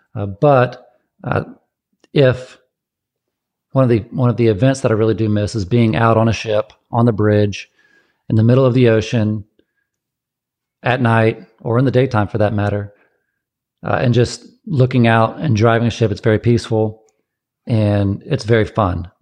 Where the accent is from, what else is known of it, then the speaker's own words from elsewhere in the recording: Georgia, United States; also born or lived in Erie, Pennsylvania; now in San Diego, United States; I'm come from Georgia, so I know heat And I've lived in Erie, so I know cold